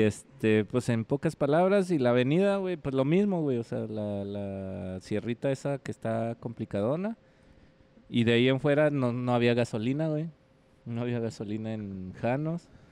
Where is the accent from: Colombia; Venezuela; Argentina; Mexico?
Mexico; Ciudad Juárez, Chihuahua; de Juárez